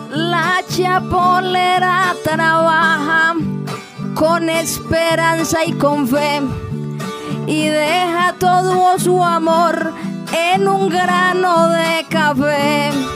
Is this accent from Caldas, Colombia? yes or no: yes; Manizales, Caldas, Colombia; soy nacida en Manizales y fui criada entre versos, igual que entre cafetales